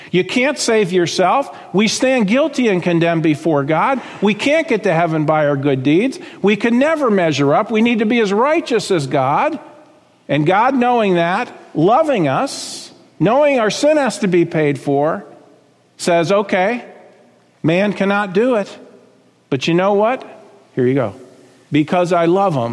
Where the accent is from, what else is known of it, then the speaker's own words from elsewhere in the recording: South Florida, United States; I grew up in South Florida, as my wife did